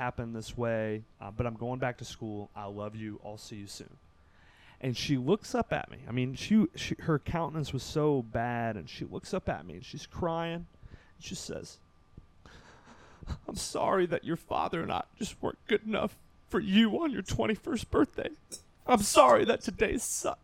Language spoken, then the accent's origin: English; Kentucky, United States; I'm from Kentucky